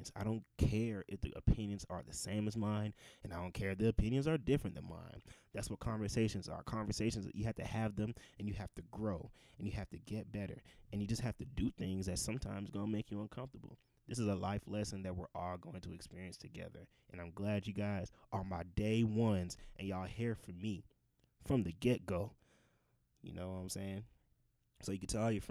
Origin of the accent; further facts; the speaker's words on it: Georgia, United States; I'm Nigerian. Grew up in a Nigerian household. Born and raised in Georgia